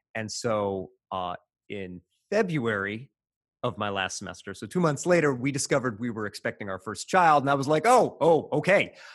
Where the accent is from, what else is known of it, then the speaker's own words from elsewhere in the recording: Evansville, Indiana, United States; moved away; my hometown of Evansville, Indiana, which is southwest Indiana, pretty rural